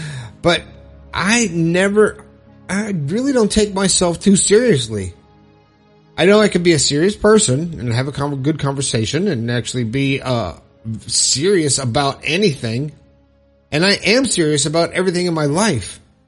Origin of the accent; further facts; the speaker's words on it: Long Island, New York, United States; I'm 57 from Long Island, New York